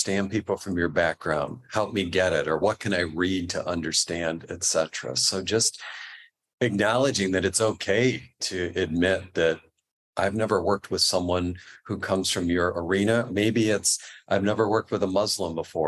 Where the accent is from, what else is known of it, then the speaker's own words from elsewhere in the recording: New York, United States; also born or lived in Midwest; now in California, United States; I grew up in New York